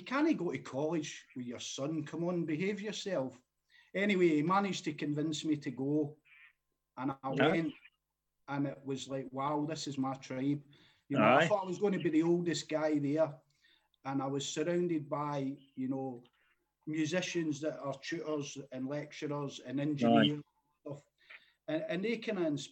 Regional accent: Renfrew, Scotland, United Kingdom; moved away as an adult; also born or lived in Glasgow, Scotland / Lytham St Annes, England; now in Wigan, United Kingdom; I was brought up in Renfrew with my granny. I came to England in 2000.

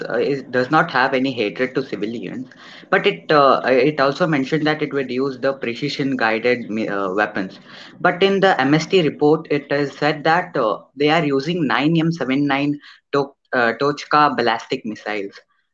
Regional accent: Hubli, Karnataka, India; I'm from Hubli, sir. Karnataka.

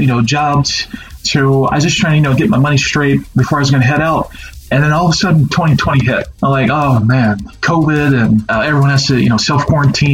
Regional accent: Cincinnati, Ohio, United States; born and raised in Cincinnati

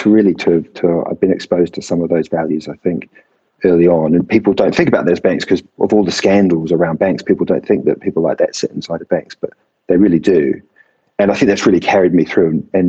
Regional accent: New Zealand; accent: Kiwi; now in London, United Kingdom; the accent is not a British accent, but in fact, a Kiwi accent. So I was born and bred in New Zealand.

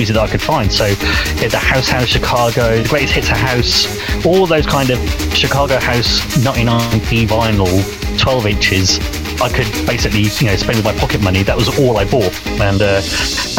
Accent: Oxford, South East England, United Kingdom; I lived just outside Oxford, and I was brought up in Oxford.

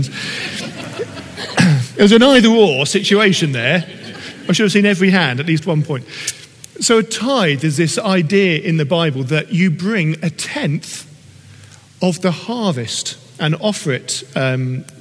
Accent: United Kingdom; we are British

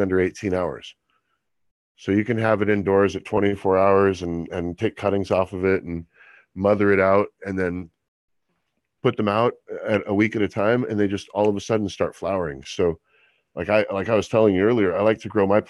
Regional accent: Monterey, California, United States; I grew up in Monterey, California.

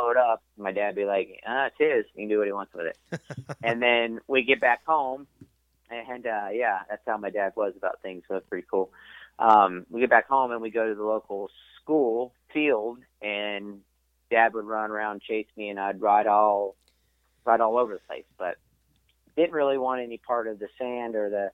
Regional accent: Ontario, California, United States; I grew up in Ontario, California, which is like IE now

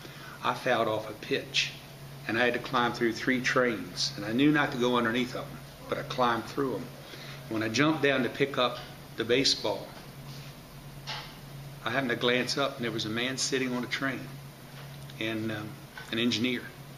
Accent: Brunswick, Maryland, United States; And I grew up on New York Hill, 7th Avenue

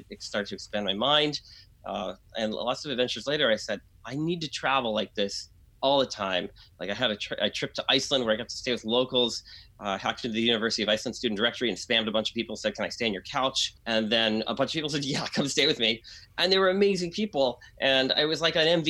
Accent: Brownfield, Maine, United States; moved away; I grew up in a small town in Maine, in New Hampshire, a small ski town. And it was a town called Brownfield, Maine.

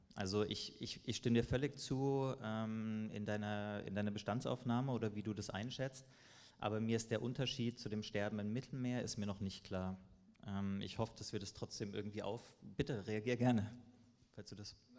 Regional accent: Germany; Wir als Deutschland, als Deutsche

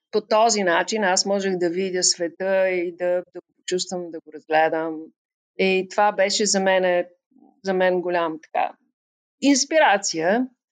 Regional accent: Bulgaria; moved away as an adult; now in Tbilisi, Georgia; откривах света до толкова, доколкото той можеше да ни бъде представен в България

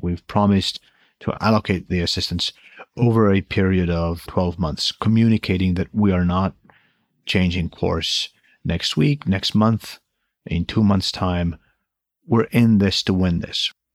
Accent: Estonia

